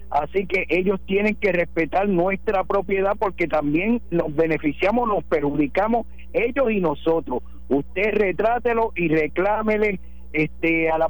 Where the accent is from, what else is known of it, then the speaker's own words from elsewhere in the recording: Quebradillas, Puerto Rico; now in Jayuya, Puerto Rico; de Jayuya. Este, yo soy natural de Quebradilla